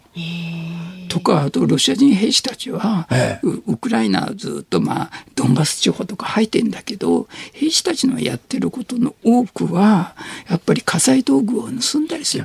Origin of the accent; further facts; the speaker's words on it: Shimane, Japan; moved away; 島根で育ってた